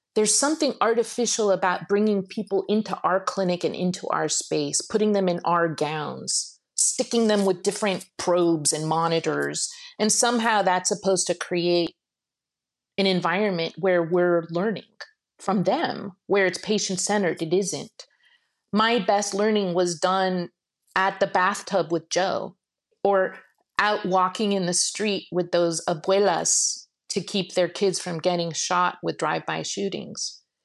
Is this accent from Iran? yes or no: yes; Shiraz, Fars, Iran; moved away; I was born in Iran, and I was very interested in taking a semester and going to Iran and working with a nomadic tribe, uh, near where I was born in Shiraz